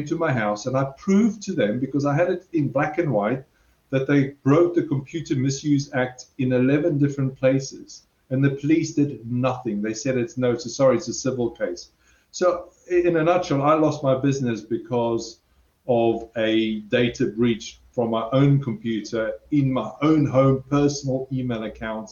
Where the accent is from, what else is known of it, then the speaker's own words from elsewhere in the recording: South Africa; I'm South African, so I'm very direct